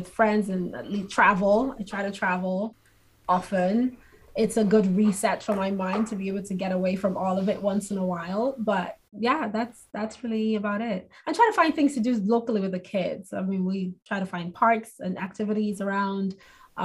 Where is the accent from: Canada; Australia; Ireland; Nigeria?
Nigeria; moved away; I'm an immigrant. I'm Nigerian.